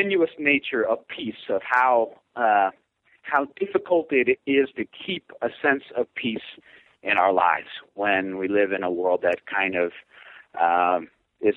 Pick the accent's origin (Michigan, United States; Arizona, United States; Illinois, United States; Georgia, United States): Illinois, United States; Hazel Crest; moved away as an adult; also born or lived in Chicago, United States; now in Boise, United States; I'm from Hazel Crest, which is in the Southland area of Chicago